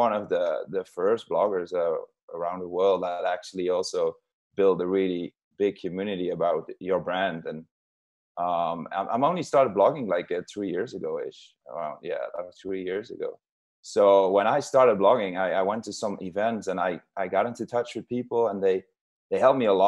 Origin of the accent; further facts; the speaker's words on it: southern Netherlands, Netherlands; English is a second language; I'm from Holland. We speak a lot of languages in general, but then I am from a very a southern region in Holland, where we speak our own language.